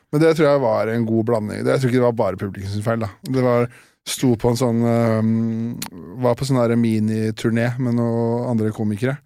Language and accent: Norwegian; neighbouring municipality of Kongsvinger, Innlandet, Norway; Nabokommunen der jeg vokste opp